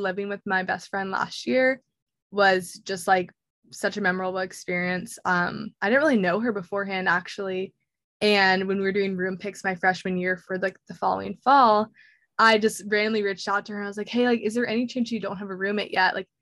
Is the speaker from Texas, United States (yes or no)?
yes; Dallas, Texas, United States; moved away as an adult; now in West Lafayette, United States; I go to Purdue, which is up in West Lafayette, Indiana, but I'm actually originally from Dallas, Texas.